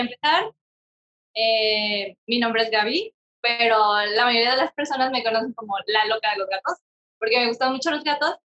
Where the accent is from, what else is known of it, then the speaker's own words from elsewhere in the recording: Mexico; nosotros mexicanos, porque éramos, fuimos como 20 estudiantes mexicanos.